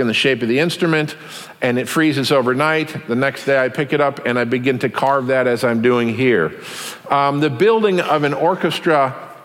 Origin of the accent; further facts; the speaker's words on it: Taos, New Mexico, United States; my hometown, Taos, New Mexico